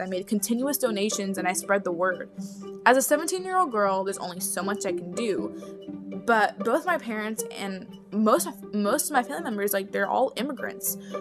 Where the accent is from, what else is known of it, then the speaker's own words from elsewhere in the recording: Florida, United States; I was born in Florida, so I'm a natural born citizen